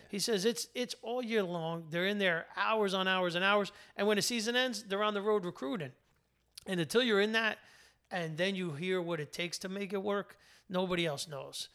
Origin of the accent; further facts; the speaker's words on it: New Jersey, United States; working class in, in New Jersey